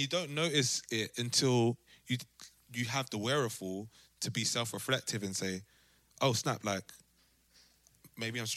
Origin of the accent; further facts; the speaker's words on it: London, United Kingdom; moved away as an adult; now in Amsterdam, Netherlands; growing up in South and like from maybe 10, the age that you start to travel to school by yourself to the age that you have your own car